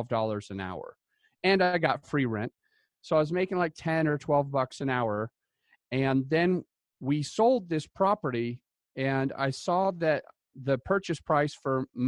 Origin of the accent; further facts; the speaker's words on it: Utah, United States; moved away; I came from Utah originally